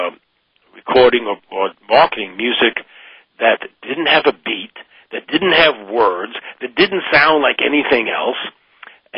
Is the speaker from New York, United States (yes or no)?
yes; New York, United States; I come from New York